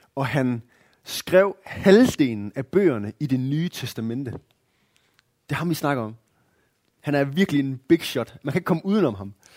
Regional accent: Denmark; som danskere

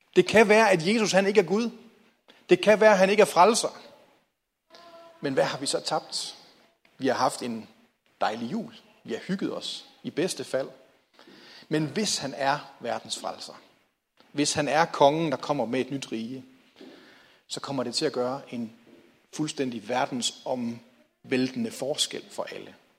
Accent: Hjallerup, North Denmark Region, Denmark; jeg voksede op i Jallerup

